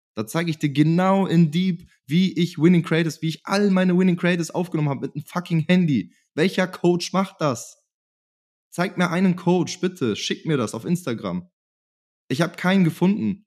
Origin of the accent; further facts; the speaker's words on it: Germany; in meiner Heimat